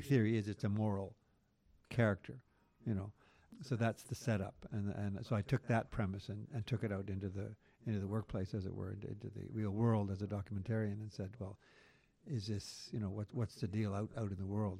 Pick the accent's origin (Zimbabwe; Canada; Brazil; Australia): Canada; Quebec; growing up in Quebec through that Quiet Revolution